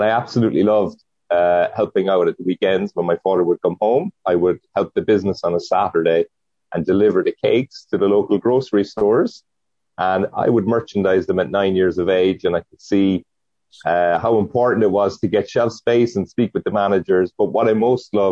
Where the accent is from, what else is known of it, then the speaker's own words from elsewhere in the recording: Cork, Munster, Ireland; moved away as an adult; also born or lived in San Diego; now in Oceanside, United States; I was born and raised in Cork, which is in Ireland, in the south of Ireland, and I moved to Oceanside 11 years ago.